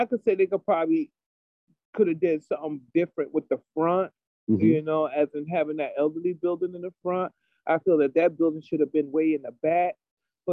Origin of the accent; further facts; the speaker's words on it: New Haven, Connecticut, United States; I grew up in over on Franklin Street Projects, Farnham Courts. That's where I grew up at. And I lived over there for 18 years